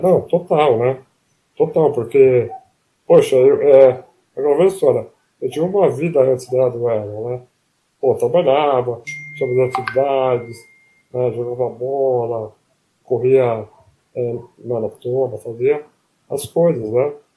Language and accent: Portuguese; Palmital, São Paulo, Brazil; accent: caipira; moved away as an adult; now in São Paulo, Brazil; Eu nasci em Palmital, que é interior, né? É, uhum. Bem com, com o norte do Paraná, né?